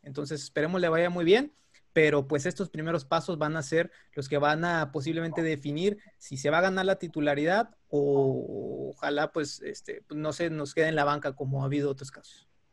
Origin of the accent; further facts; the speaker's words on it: Mexico; ¿qué nos está faltando como mexicanos para poder destacar más frecuentemente en la Liga Europea?